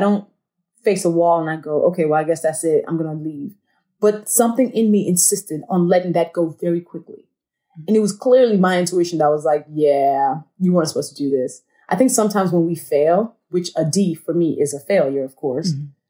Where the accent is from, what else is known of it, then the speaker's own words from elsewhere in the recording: Nigeria; I'm a Nigerian woman, I'm black